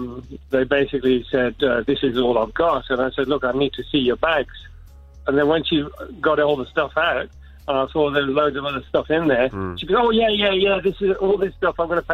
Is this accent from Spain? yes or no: no; England, United Kingdom; now in Australia; I came out from England. We had the same problems over there.